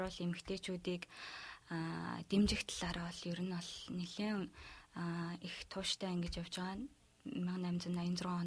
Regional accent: Mongolia; moved away as an adult; би Монгол руугаа буцах билетээ бол авсан байсан

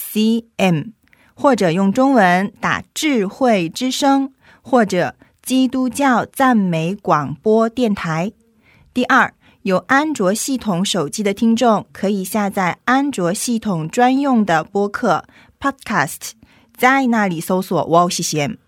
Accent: China; 我是中国人

